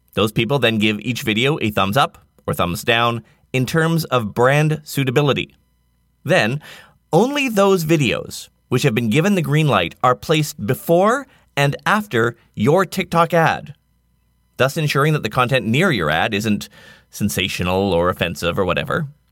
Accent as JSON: {"language": "English", "town": "Nanaimo", "region": "British Columbia", "country": "Canada", "tie": "born or raised there", "said": "my hometown of Nanaimo, BC, Canada"}